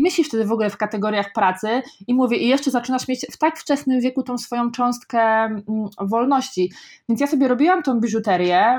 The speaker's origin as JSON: {"language": "Polish", "town": "Kozienice", "region": "Masovian Voivodeship", "country": "Poland", "tie": "born or raised there", "moved": "yes", "lives_now": "Warsaw, Poland", "said": "najpierw wychowałam się w ogóle takiej bardzo małej, ma, małej wsi przez pierwsze 10 lat życia, potem niedaleko e, dalej przeprowadziliśmy się do, pod małe miasteczko też yy, Kozienice, Mm, ja nie mieszkałam w samych Kozienicach, tuż pod Kozienicami"}